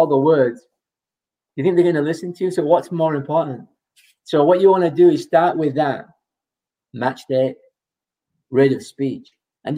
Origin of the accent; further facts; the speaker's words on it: England, United Kingdom; moved away; I'm from England, you know, so I say garage. I say tomato